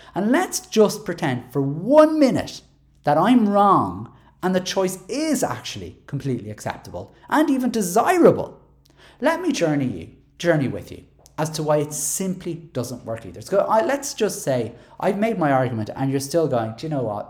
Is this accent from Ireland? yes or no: yes; Dublin, Leinster, Ireland; I'm from Dublin six